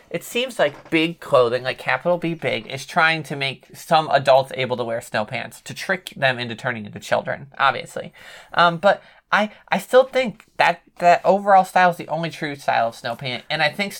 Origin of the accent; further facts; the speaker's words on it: New York, United States; I'm from New York.